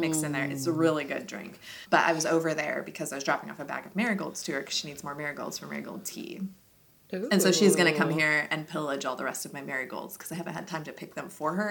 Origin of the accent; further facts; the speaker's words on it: Southwest, United States; moved away; growing up in the Southwest